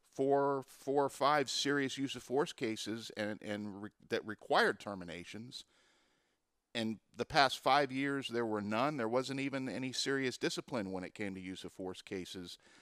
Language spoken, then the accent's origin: English; Pompano Beach, Florida, United States; the city of Pompano Beach, which is my hometown where I grew up